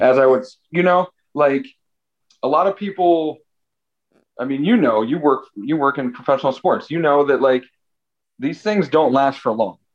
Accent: Chagrin Falls, Ohio, United States; moved away as an adult; also born or lived in New York; East side of Cleveland. Uh grew up like Chagrin Falls area

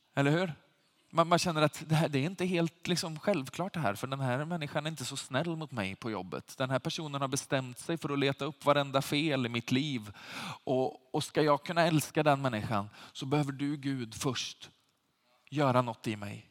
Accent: Sweden; som svenskar

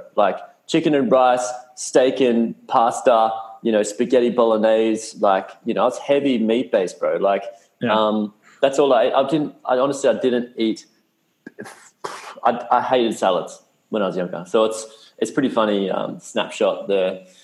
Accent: Perth, Western Australia, Australia; moved away as an adult; also born or lived in United States; I grew up in Perth, Western Australia

